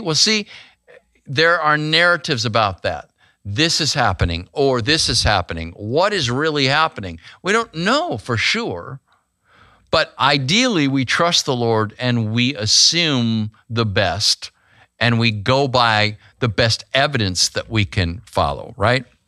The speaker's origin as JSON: {"language": "English", "town": "Grand Canyon", "region": "Arizona", "country": "United States", "tie": "born or raised there", "moved": "yes", "said": "I was born in Grand Canyon, Arizona"}